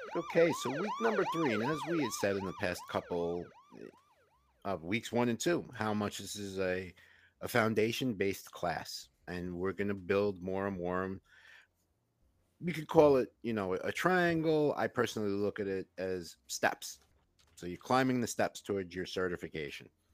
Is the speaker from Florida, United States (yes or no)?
no; New York, United States; I grew up in Queens